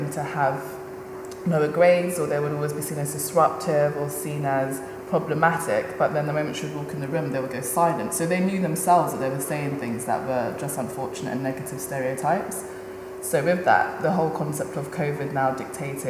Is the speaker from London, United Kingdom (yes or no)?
yes; London, United Kingdom; I grew up in Peckham, which is predominantly, now it's gentrified as hell, but when I was living there, it was a very working class, black neighbourhood